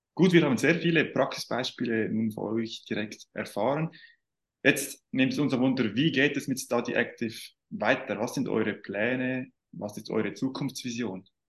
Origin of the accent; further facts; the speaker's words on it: Switzerland; Bei uns in der Schweiz